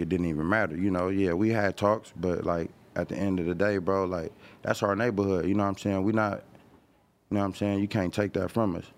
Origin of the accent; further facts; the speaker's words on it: Los Angeles, California, United States; this my hood